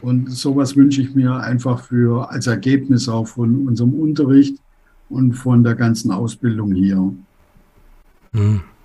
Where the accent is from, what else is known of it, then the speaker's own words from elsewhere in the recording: Germany; moved away as an adult; now in Tunduru, Tanzania; Als Deutsche